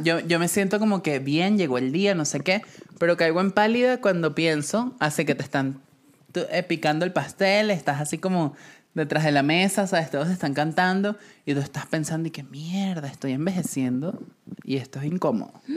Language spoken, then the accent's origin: Spanish; Venezuela; moved away; cuando me fui de Venezuela